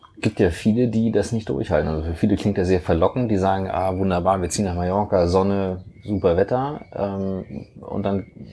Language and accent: German; Kiel, Schleswig-Holstein, Germany; Wir kommen alle vier aus Kiel.